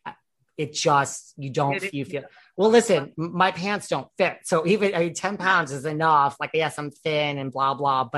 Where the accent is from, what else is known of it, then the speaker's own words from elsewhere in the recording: New York, United States; I'm such a New Yorker